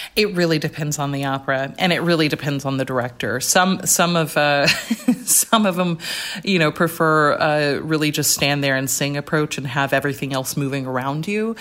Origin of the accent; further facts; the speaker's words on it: Rome, Georgia, United States; I was at a small liberal arts college in my hometown called Shorter College